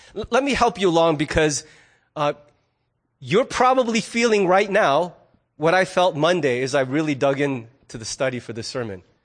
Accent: United States; I'm also a fiercely independent American

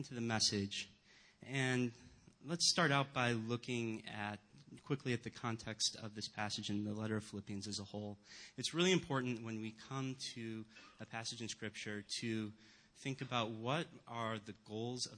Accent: Rochester, New York, United States; moved away; I grew up not in the Chicago area, but in Rochester, New York.

